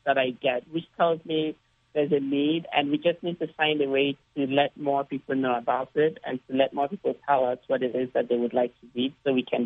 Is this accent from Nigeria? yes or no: yes; Nigeria; moved away; When I was young growing up in Nigeria